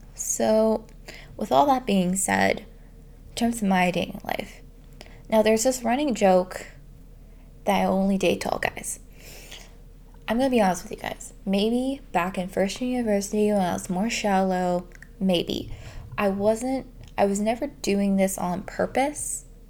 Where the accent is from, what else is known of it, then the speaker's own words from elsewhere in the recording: Canada; I'm Canadian